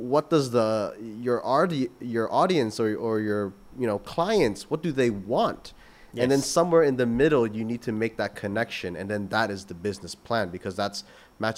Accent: Canada; moved away; I come from Canada

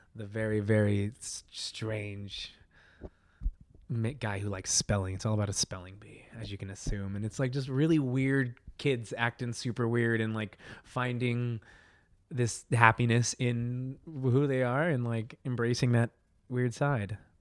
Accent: Colorado, United States; moved away as an adult; also born or lived in North Dakota; now in New York City, United States; from Colorado, raised there my whole life

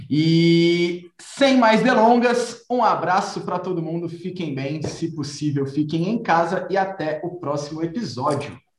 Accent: Brasília, Federal District, Brazil; nós somos aqui de Brasília, então a gente conhece os lugares

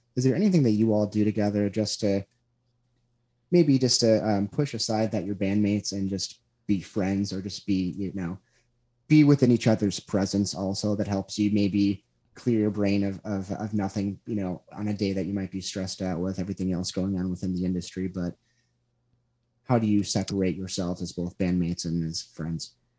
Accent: Chicago, Illinois, United States; I grew up on the South side

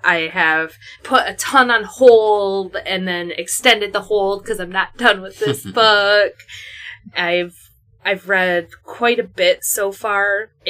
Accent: United States; as an American white person

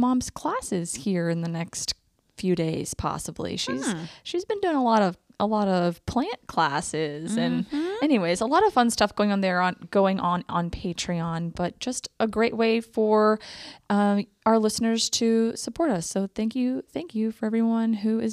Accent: Mexico; moved away; I grew up in Mexico along the Gulf and my mom lived there for 23 years

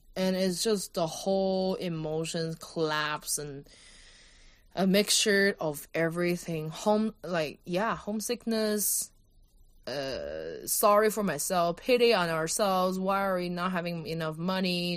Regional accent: Kaohsiung, Taiwan; moved away as an adult; also born or lived in India; Kaohsiung, my hometown

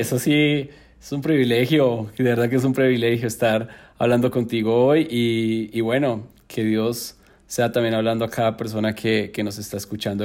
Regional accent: Neiva, Huila, Colombia; born or raised there; moved away as an adult; now in Bogotá, Colombia

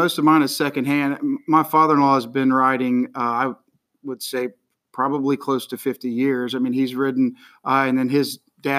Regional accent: Bossier City, Louisiana, United States; now in Baton Rouge, United States; I'm from Baton Rouge, Louisiana. I live in Baton Rouge, Louisiana, originally from Bossier City, Louisiana

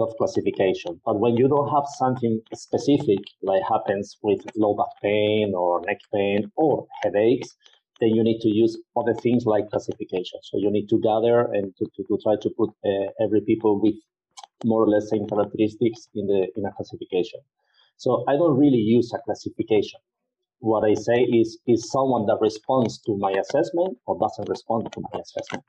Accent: Spain; I was born in Spain and I live in Spain

